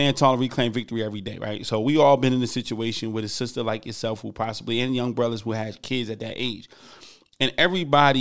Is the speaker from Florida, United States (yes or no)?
no; Newark, New Jersey, United States; moved away; I'm from Newark, New Jersey originally. We yell, we big, you know, we right outside New York.